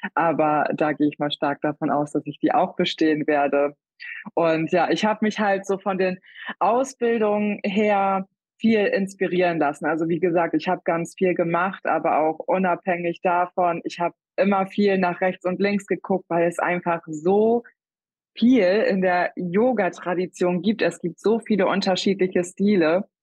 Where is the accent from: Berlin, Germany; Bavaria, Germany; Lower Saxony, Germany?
Lower Saxony, Germany; Wiesmoor; Ich komme aus Wiesmoor. Das ist in Ostfriesland